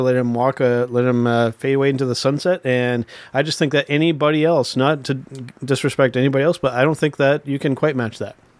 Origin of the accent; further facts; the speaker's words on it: Canada; being Canadian wrestling fans